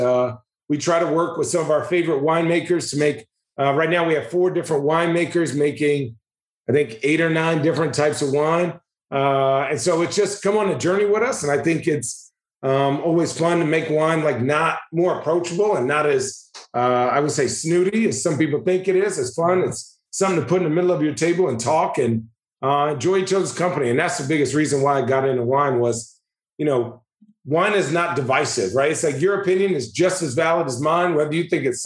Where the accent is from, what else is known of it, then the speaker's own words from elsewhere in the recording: Arizona, United States; I'm from Arizona